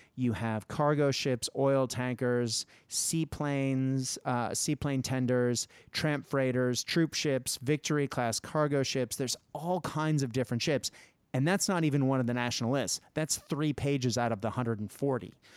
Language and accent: English; United States; my home country, uh, because, you know, America.